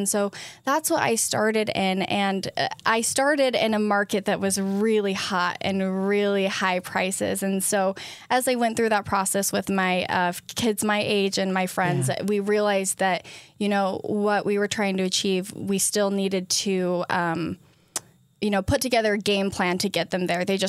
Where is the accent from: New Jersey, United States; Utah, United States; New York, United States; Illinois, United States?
Utah, United States; Hurricane; also born or lived in Ogden, United States; Yeah, so I was born in Ogden, Utah.